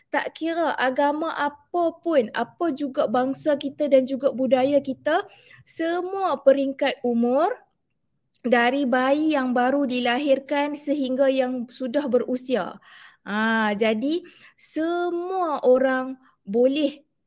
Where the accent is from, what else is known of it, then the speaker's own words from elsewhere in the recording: Alor Setar, Kedah, Malaysia; Saya berasal daripada Alustar